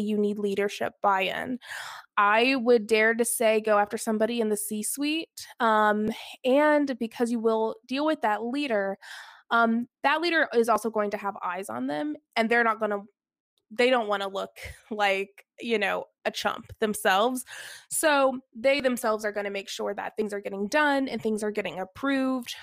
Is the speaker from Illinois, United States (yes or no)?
no; Alpharetta, Georgia, United States; I grew up in the suburbs of Atlanta, Georgia, so I grew up in Alpharetta